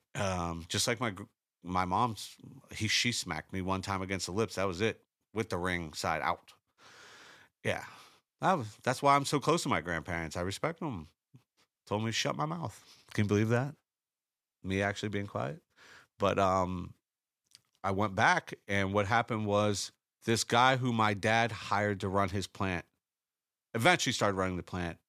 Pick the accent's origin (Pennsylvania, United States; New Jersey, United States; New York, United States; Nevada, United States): Pennsylvania, United States; Pittsburgh; I'm from Pittsburgh